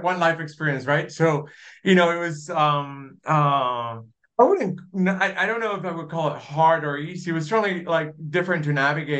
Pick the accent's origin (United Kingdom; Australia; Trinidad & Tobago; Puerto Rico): Puerto Rico; Dorado; moved away as an adult; also born or lived in Pennsylvania / New York City; now in Kansas City, United States; I was born and raised in Puerto Rico. I grew up in a small town, Dorado.